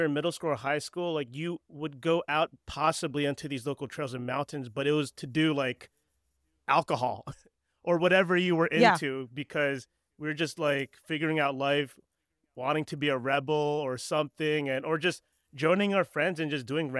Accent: East Coast, United States; I'm actually from the East Coast too.

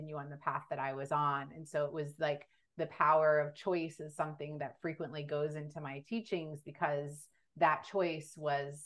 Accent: Texas, United States; Was born and raised in Texas.

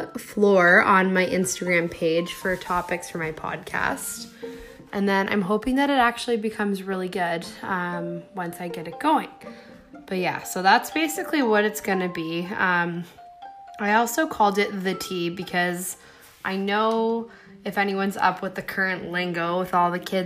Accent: Stratford, Ontario, Canada; I'm from Stratford, Ontario

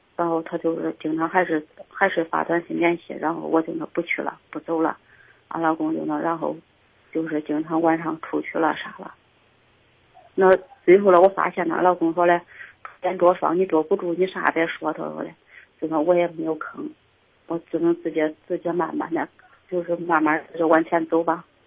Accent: Xinxiang, Henan, China; 俺老家是新乡的

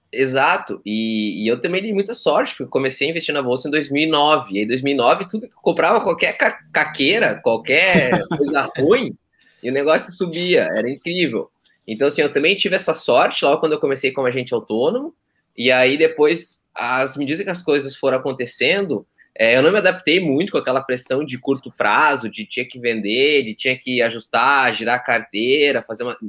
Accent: Santa Cruz do Sul, Rio Grande do Sul, Brazil; moved away as an adult; also born or lived in Porto Alegre; eu sou nascido e criado em Santa Cruz, tá? Então a cidade é até perto de vocês aí

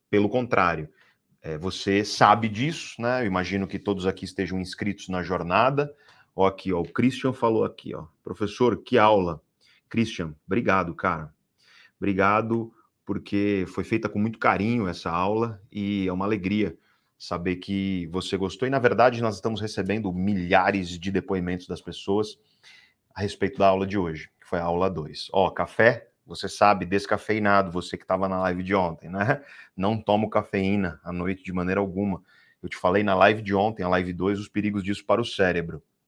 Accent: Guarujá, São Paulo, Brazil; eu cresci no Guarujá, eu cresci no Guarujá

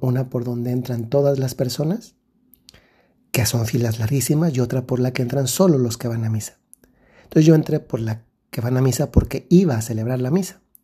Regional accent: Mexico; moved away; En el país de donde yo soy originario, que es México

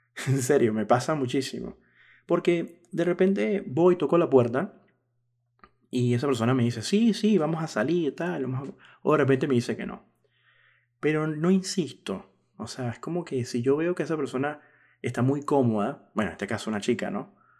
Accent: Venezuela; now in Buenos Aires, Argentina; yo que soy venezolano

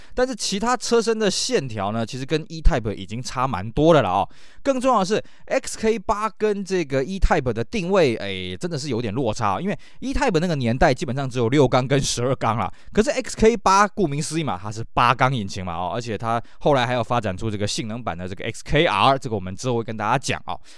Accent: Taiwan; 我们台湾这边

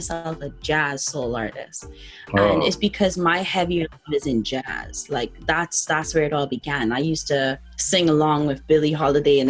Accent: Bahamas; moved away as an adult; now in London, United Kingdom; I was born and raised in the Bahamas.

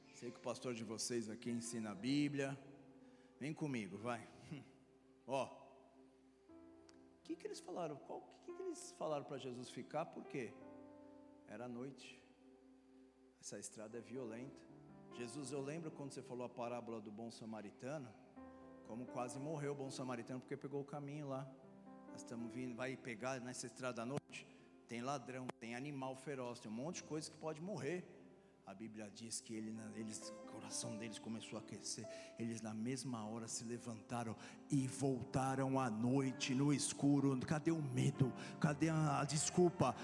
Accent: Florianópolis, Santa Catarina, Brazil; moved away; minha terra Florianópolis

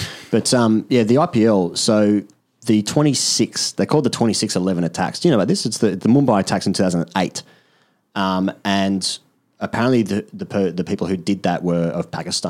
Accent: Australia; Because I'm Australian

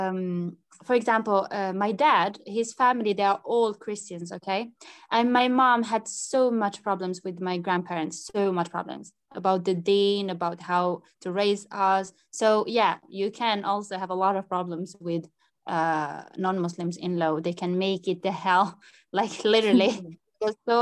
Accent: Algeria; moved away; I was raised in Algeria

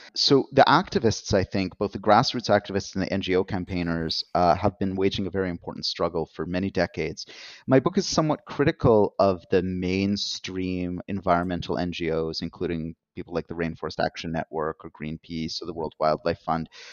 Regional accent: Canada; as a Canadian um, and someone working in the North American context

